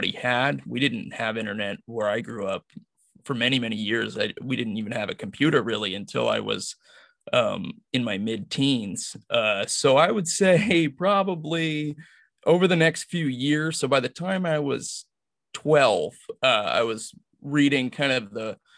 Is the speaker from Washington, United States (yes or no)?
yes; Washington, United States; I grew up in Washington State